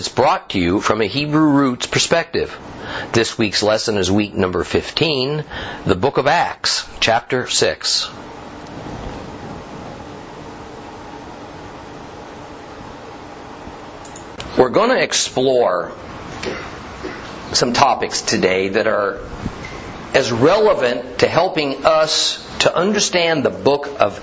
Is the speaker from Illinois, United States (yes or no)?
no; Southern California, United States; I was born and raised in Southern California